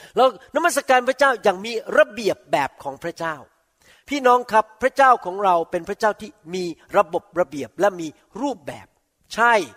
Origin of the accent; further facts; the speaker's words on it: Thailand; ผมโตในประเทศไทย